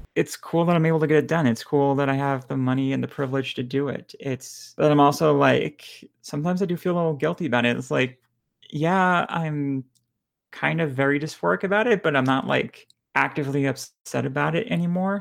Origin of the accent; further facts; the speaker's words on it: Lebanon; now in Houston, United States; I'm bi trans Lebanese